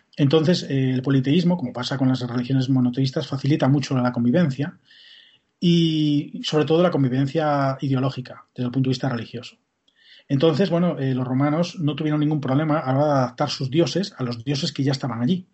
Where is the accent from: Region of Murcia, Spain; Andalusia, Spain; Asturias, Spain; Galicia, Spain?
Galicia, Spain; Como gallego que soy